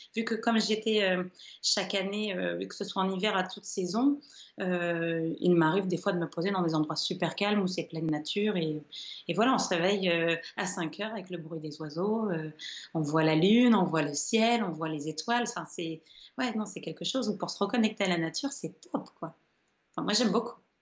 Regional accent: Caudry, Hauts-de-France, France; moi je suis originaire de Caudry, qui est la ville de la dentelle.

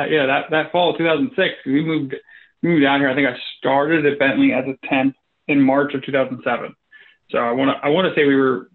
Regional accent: Philadelphia, Pennsylvania, United States; moved away as an adult; now in Chester County, United States; I moved from Philadelphia, born and raised in Philly. My wife and I both. We got married in the end of 2005. Very quickly realized that we wanted to move out to Chester County once we realized the world existed past King of Prussia Mall.

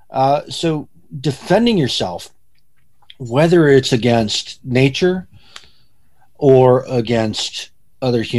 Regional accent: Midwest, United States; I um I grew up in the Midwest, right? So I spent my summers on a farm in Ohio.

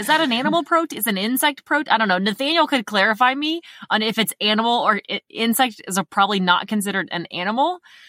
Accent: Indiana, United States; I grew up in Indiana and we had a basement, like an underground basement.

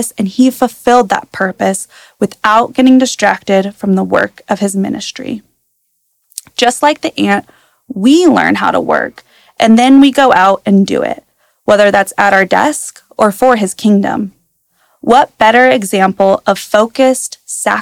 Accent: Prosser, Washington, United States; I was born and raised in Prosser, and as many know, Prosser is a town full of farmers

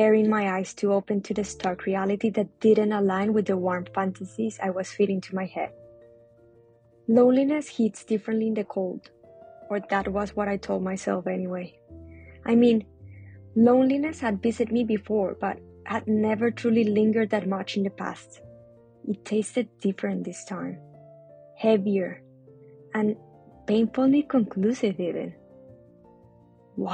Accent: Colombia; English is a second language; moved away as an adult; now in Melbourne, Australia; I'm from Colombia

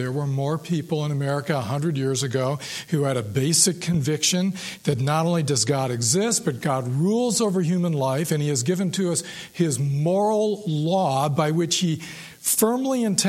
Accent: Ann Arbor, Michigan, United States; when I was 12, growing up in Ann Arbor

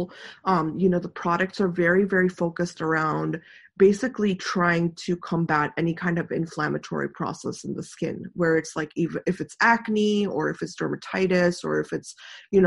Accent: India; moved away; also born or lived in the Mediterranean; I'm Indian

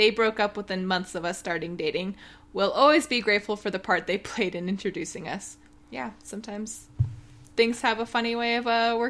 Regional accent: Michigan, United States; I remember being excited to meet a fellow Midwesterner in Maryland. I'm originally from Michigan

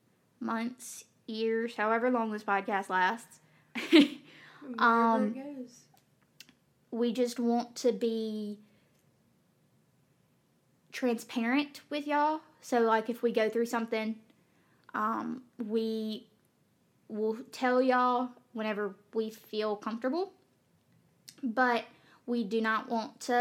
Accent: Magee, Mississippi, United States; we are from McGee, Mississippi. So I know I have a bad accent.

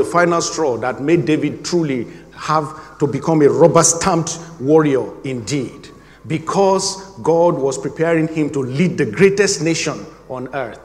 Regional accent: Nigeria; moved away as an adult; my home country, Nigeria

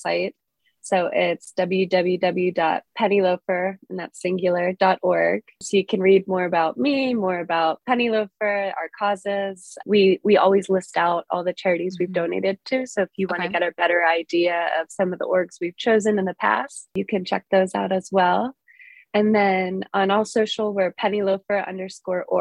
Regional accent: Pittsburgh, Pennsylvania, United States; moved away as an adult; now in San Juan, Puerto Rico; I'm originally from Pittsburgh

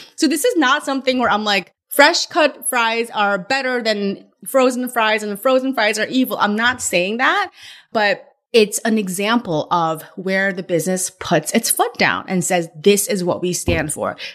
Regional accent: California, United States; moved away; I'm from California where In N Out was born and, but I've been away from California so long

